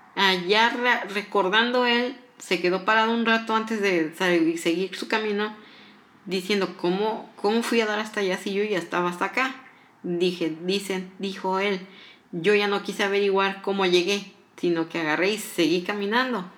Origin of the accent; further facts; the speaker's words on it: Morelos, Mexico; yo soy mexicana, soy del estado de Morelos